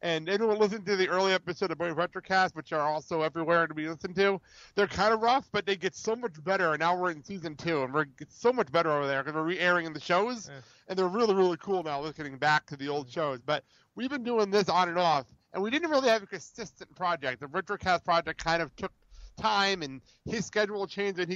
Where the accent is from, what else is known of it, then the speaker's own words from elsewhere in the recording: Garfield, New Jersey, United States; moved away; I'm a Jersey guy. I grew up in Garfield, New Jersey